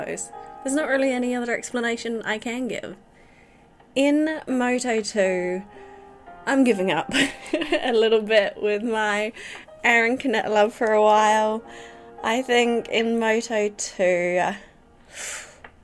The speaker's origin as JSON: {"language": "English", "region": "England", "country": "United Kingdom", "tie": "born or raised there", "moved": "yes", "lives_now": "New Zealand", "said": "I was born in England"}